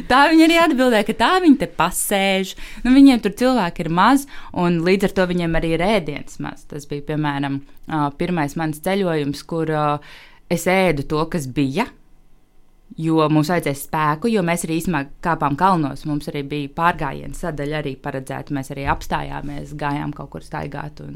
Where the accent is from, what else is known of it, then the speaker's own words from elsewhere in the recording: Latvia; es esmu dzimusi jau brīvā Latvijā